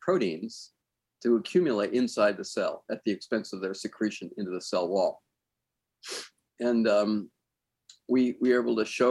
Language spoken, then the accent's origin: English; Southern California, United States; I grew up in Southern California